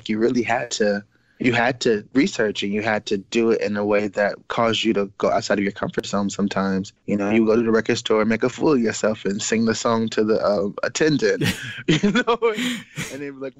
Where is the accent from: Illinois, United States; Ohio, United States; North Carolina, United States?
Illinois, United States; Chicago; born or raised there